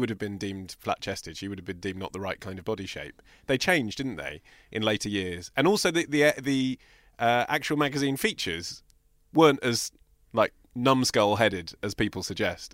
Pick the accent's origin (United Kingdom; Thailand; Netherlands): United Kingdom; Hertfordshire, East of England; I'm from Hertfordshire